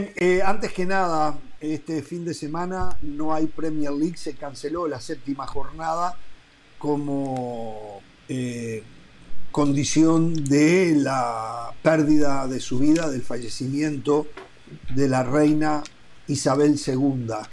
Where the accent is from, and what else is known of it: Uruguay